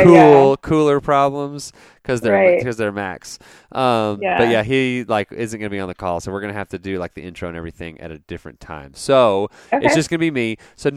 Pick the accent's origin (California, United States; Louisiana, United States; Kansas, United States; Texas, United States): Texas, United States; Dallas; now in West Texas, United States; I'm from the Dallas area originally